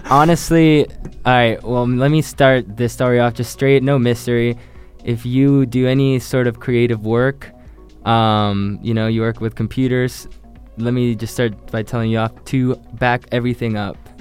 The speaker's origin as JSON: {"language": "English", "country": "Chile", "moved": "yes", "said": "I, am from Chile, so I moved here years ago, like 16 years ago"}